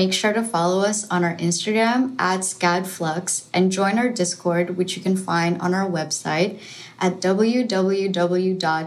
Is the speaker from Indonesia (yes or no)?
yes; Jakarta, Indonesia; moved away; I'm originally from Jakarta, Indonesia